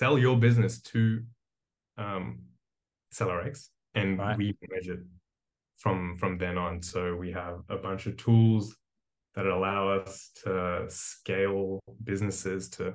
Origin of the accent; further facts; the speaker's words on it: Australia; moved away as an adult; also born or lived in India; now in Berlin, Germany; I was born in India, but I grew up in Australia, and I've been in Berlin for the last 4 years